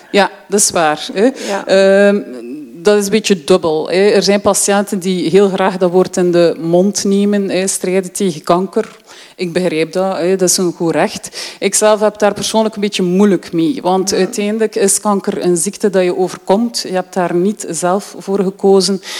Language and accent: Dutch; Deinze, Flanders, Belgium; moved away as an adult; now in Ghent, Belgium; Ik ben opgegroeid in Deense